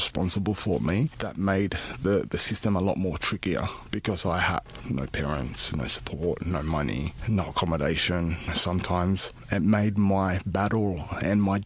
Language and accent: English; Sydney, New South Wales, Australia; I grew up in Redfern, in the Aboriginal community of Redfern in Sydney in the early 90s.